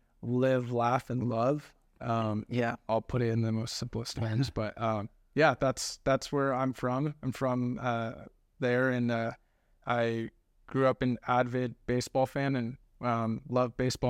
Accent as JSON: {"language": "English", "town": "West Covina", "region": "California", "country": "United States", "tie": "born or raised there", "said": "I was born and raised actually in Los Angeles, California, West Covina, California, LA County."}